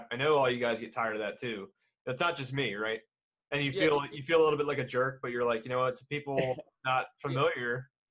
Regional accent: Westminster, Maryland, United States; we're from Westminster.

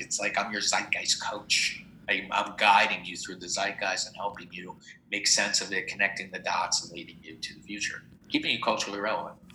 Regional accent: New Jersey, United States; also born or lived in Los Angeles; now in New York, United States; I grew up in Jersey

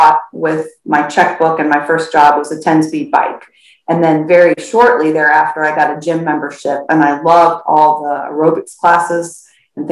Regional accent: Florida, United States; also born or lived in St. Louis, Missouri, United States; I was born in St. Louis, but we moved to Florida when I was 7

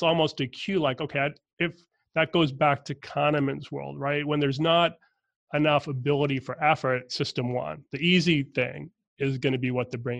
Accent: Boston, Massachusetts, United States; I'm from Boston, Irish Catholic family. My dad had crazy commute in and out of Boston most of my growing up time period.

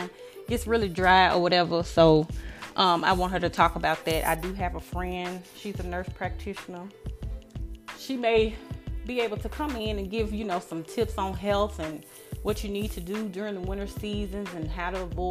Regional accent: Memphis, Tennessee, United States; I'm from Memphis. I make it known to everyone where I'm from because that's how I act

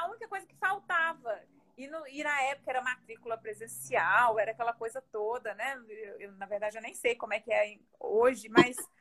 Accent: Belo Horizonte, Minas Gerais, Brazil; also born or lived in Diamantina / Lavras; Eu sou de Belo Horizonte, nasci em Belo Horizonte, cresci em Belo Horizonte e saí de lá para estudar.

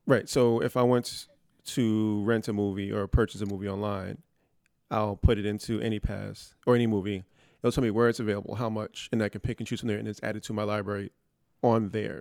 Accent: New York City, New York, United States; growing up in the Bronx

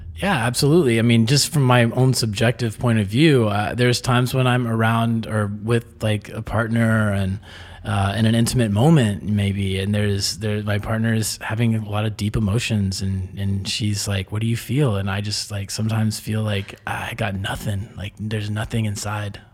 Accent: Texas, United States; moved away as an adult; now in Mexico; growing up in Texas as a man

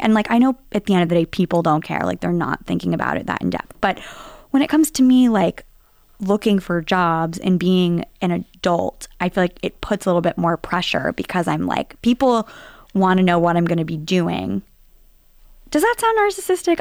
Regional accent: Nashville, Tennessee, United States; accent: Southern; moved away as an adult; also born or lived in New York; now in Boston, United States; growing up in Nashville, Tennessee.

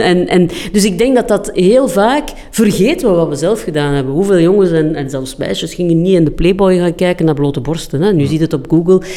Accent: Flanders, Belgium; We zijn Vlamingen

